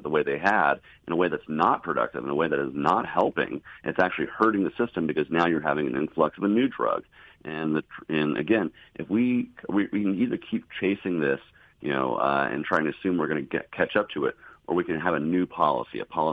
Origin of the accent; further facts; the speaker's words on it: the South, United States; I grew up here in the South